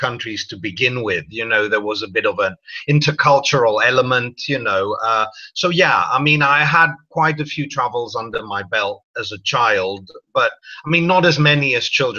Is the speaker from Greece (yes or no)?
yes; Greece; moved away; also born or lived in London; I was born in London and I grew up in Greece.